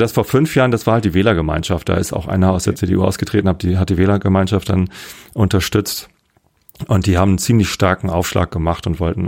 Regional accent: Wistedt, Lower Saxony, Germany; ich bin hier aufgewachsen, also ein paar Leute kannten mich schon noch. Aus Wistit, aus meiner, äh, wo ich aufgewachsen bin

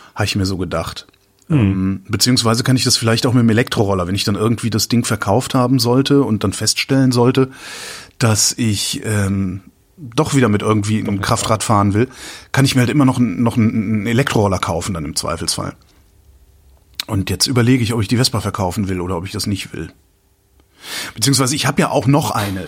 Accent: Cologne, North Rhine-Westphalia, Germany; moved away; da, wo ich herkomme, also Köln

